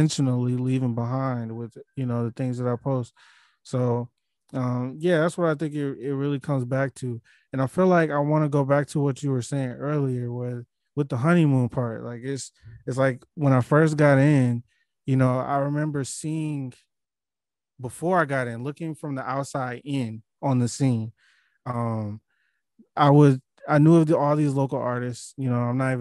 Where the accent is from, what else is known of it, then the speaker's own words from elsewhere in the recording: Milwaukee, Wisconsin, United States; I'm from a place like Milwaukee